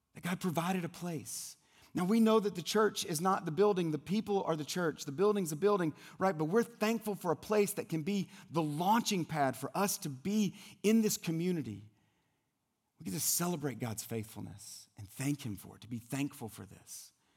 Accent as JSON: {"language": "English", "region": "South Louisiana", "country": "United States", "moved": "yes", "said": "I'm originally from the South, from South Louisiana"}